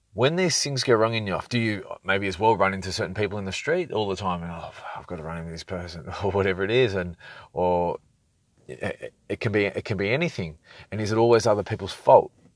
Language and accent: English; Sydney, New South Wales, Australia; moved away as an adult; now in Brisbane, Australia; Sydney's great. It was my, it was where I learned a lot, learned a lot of lessons growing up and connected with, with all my people